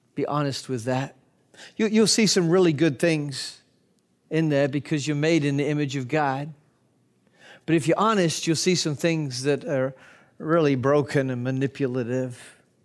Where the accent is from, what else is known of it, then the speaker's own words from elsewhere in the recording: United Kingdom; as a Brit